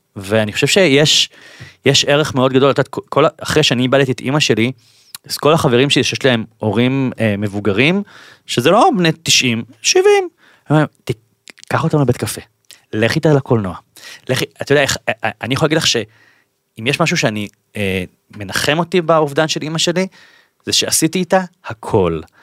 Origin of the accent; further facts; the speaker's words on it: Bat Yam, Tel Aviv District, Israel; אני במקור בת ימי